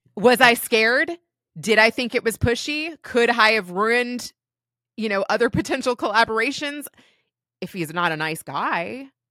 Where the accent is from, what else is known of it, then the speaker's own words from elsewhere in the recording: Kentucky, United States; moved away as an adult; also born or lived in Los Angeles; I ended up back in Kentucky after L A because my husband got a job at G E back in my hometown